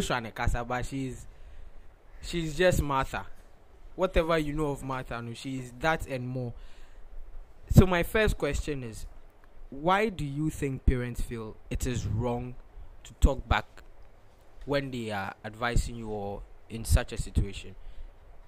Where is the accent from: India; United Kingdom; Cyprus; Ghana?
Ghana; growing up in Ghana